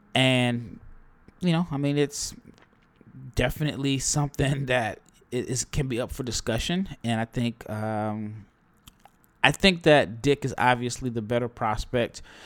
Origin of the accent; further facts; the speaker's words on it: Omaha, Nebraska, United States; I am from Nebraska, uh, Omaha, to be exact